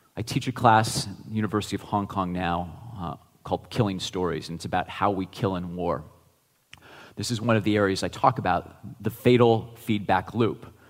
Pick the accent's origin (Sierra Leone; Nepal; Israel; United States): United States; Geneva, Ohio; my hometown of 6,000 people in Geneva, Ohio